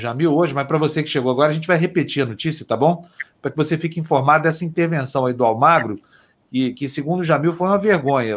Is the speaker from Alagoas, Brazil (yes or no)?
no; Uberlândia, Minas Gerais, Brazil; moved away; lá na minha cidade, Uberlândia